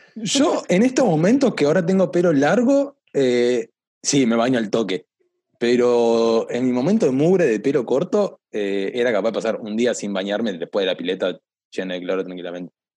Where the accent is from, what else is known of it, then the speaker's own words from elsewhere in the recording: La Plata, Buenos Aires Province, Argentina; buen fundamentalista platense